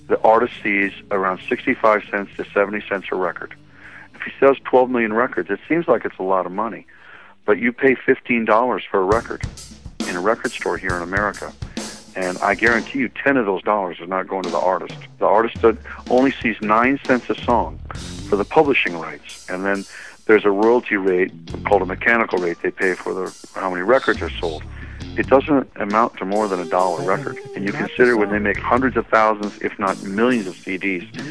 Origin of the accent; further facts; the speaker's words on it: Austin, Texas, United States; I'm from Austin, Texas